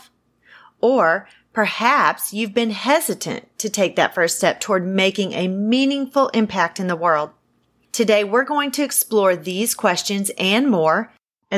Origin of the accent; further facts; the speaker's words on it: the South, United States; accent: southern; my southern accent is coming through strong